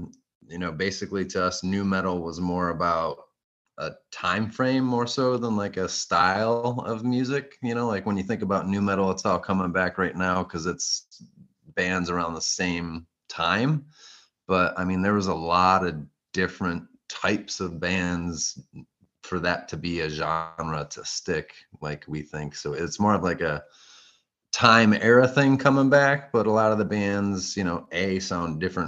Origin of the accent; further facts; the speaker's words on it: Chicago, Illinois, United States; I was born there.